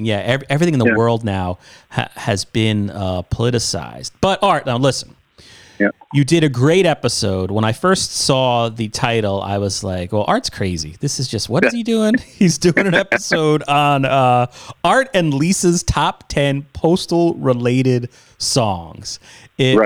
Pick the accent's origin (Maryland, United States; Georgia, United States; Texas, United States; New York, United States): New York, United States; growing up in New York on 92.3 K Rock